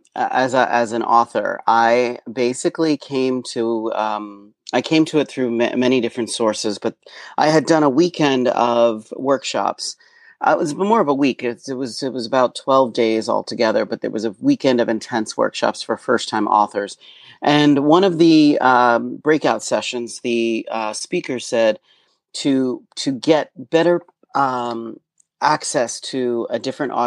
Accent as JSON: {"language": "English", "region": "Pocono Mountains of Pennsylvania", "country": "United States", "tie": "born or raised there", "also_born_or_lived": "New York", "moved": "yes", "said": "I was born in Pennsylvania, which is about an hour and a half outside of New York. And I was born on a small family farm"}